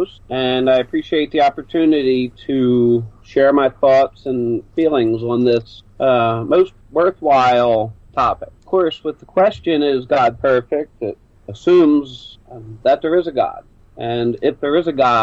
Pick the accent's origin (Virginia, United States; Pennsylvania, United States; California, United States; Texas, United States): Pennsylvania, United States; Philadelphia; also born or lived in near St. Louis; now in St. Louis area, United States; I'm originally from Philadelphia, Pennsylvania. I settled out here near St. Louis